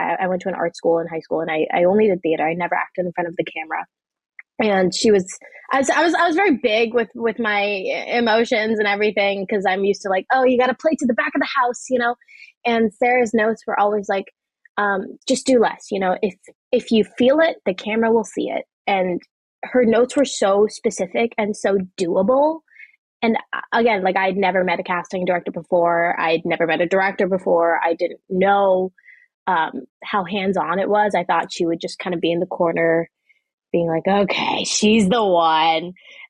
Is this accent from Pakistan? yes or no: yes; Pakistan; outside of being a Pakistani, you know, Muslim 16-year-old girl.